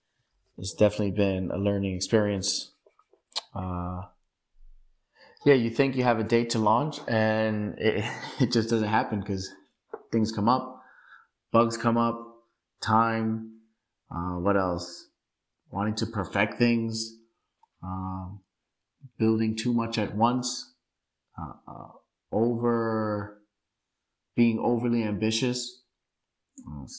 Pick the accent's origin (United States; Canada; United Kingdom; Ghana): United States; New York City, New York; I was born and raised in Bushwick, Brooklyn.